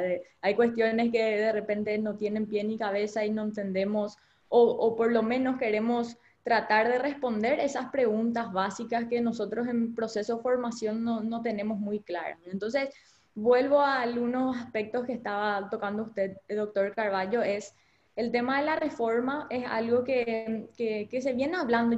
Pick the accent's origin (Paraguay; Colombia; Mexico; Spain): Paraguay; como paraguayos